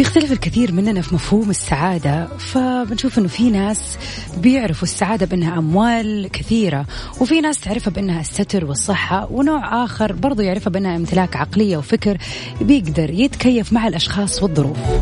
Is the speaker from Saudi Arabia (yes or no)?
yes; Saudi Arabia; عندنا في السعودية